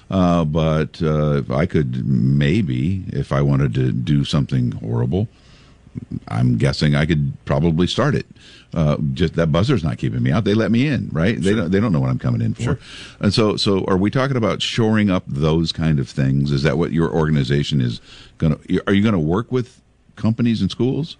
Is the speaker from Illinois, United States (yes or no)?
yes; Pekin, Illinois, United States; when i was a little boy growing up in Pekin